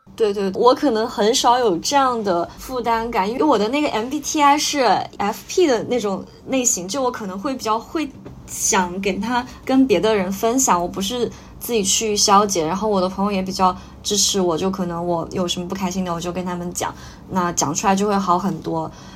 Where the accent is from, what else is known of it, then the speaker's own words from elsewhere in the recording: Chongqing, China; 我是重庆人，那我，我们家那边离高原很近，我小时候爸妈就老带我去那边玩儿